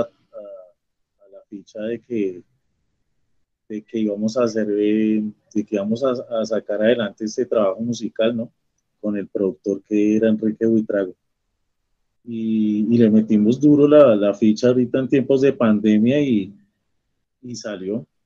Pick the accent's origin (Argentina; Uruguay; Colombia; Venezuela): Colombia; como colombianos y como latinoamericanos